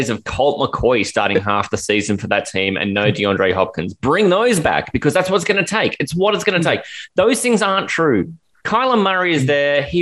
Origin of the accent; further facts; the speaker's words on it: Ireland; I'm Irish.